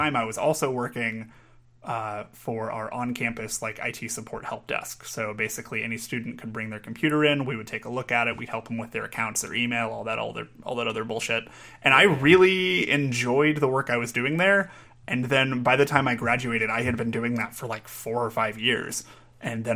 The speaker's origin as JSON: {"language": "English", "town": "Pittsburg", "region": "Kansas", "country": "United States", "tie": "born or raised there", "lives_now": "Kansas City, United States", "said": "I am from a town about 2 hours south of here called Pittsburgh, Kansas"}